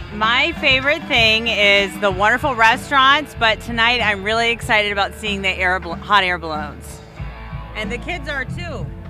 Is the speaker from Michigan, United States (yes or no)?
yes; Freeland, Michigan, United States; I grew up in Freeland, so I have a lot of memories on the river in Freeland